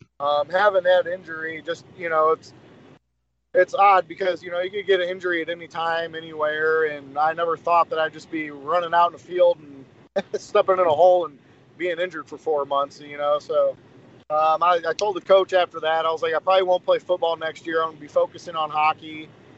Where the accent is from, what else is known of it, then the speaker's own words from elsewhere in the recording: Springfield, Illinois, United States; Growing up in Springfield youth hockey